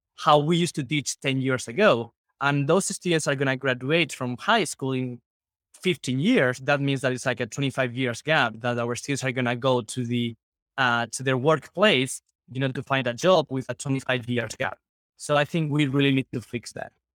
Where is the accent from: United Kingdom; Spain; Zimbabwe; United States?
Spain; English is a second language; we are from Spain